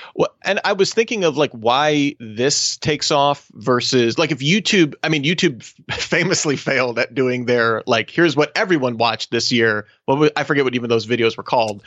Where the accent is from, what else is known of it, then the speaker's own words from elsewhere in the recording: Australia; my home country of Australia